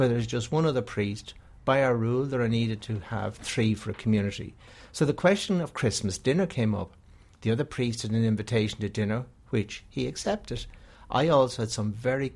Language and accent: English; Bray, Leinster, Ireland; I was born in Bray in County Wicklow into a very traditional Catholic family